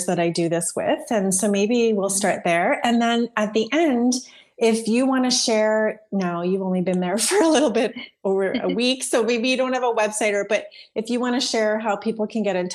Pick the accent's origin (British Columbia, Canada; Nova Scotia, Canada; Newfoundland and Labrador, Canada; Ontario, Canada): Ontario, Canada; I'm from Ontario